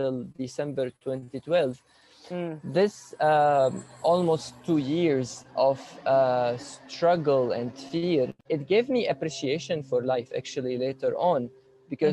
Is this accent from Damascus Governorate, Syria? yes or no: yes; Damascus, Damascus Governorate, Syria; moved away as an adult; now in Canada; In Damascus, Syria, I was born and raised there